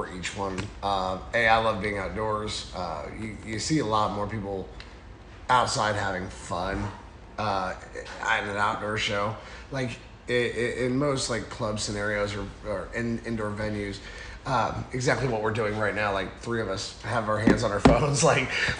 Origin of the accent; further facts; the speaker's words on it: Burlington, Iowa, United States; I'm from Burlington.